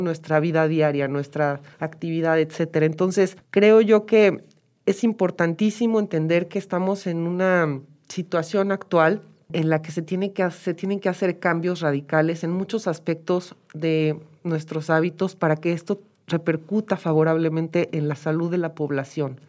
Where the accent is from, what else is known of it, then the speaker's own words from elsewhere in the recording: Mexico; Nosotros como mexicanos